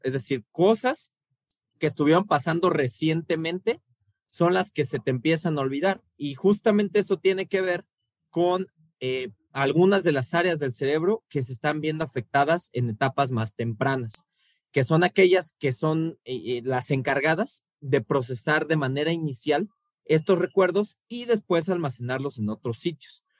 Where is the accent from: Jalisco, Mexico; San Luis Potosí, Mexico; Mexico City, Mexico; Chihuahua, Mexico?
Mexico City, Mexico; como buen chilango